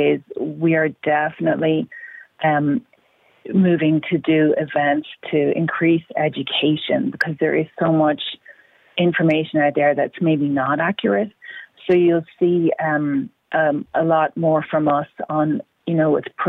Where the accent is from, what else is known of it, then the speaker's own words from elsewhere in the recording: Ireland; moved away as an adult; now in United States; I grew up in Ireland where there was no abortion until after I left